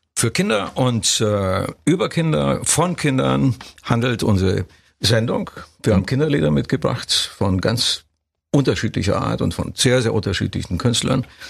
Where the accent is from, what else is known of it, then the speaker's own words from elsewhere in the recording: Brașov, Brașov County, Romania; moved away; ich komme ja aus Kronstadt. Ich bin ja da ja, geboren